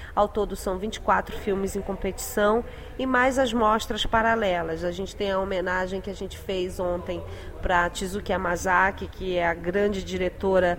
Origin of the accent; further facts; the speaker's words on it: Belém, Pará, Brazil; moved away; na minha terra